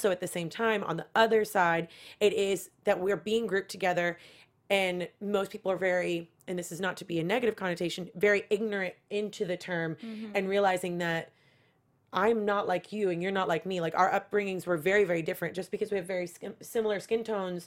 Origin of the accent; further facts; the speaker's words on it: Kentucky, United States; I grew up in Kentucky, like completely away from any Spanish culture whatsoever